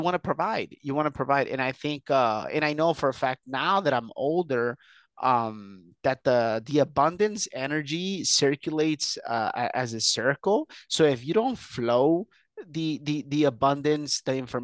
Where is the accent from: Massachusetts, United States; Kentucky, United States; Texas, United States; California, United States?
California, United States; Huntington Park; also born or lived in Mexico; So I was born in Mexico. I was brought here very young. I did the whole school system here in to be specific, Huntington Park, California, which is about 10 miles from downtown